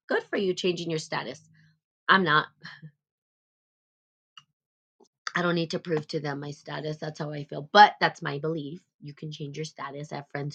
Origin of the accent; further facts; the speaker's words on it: New Mexico, United States; I'm from New Mexico, and I was born and raised here.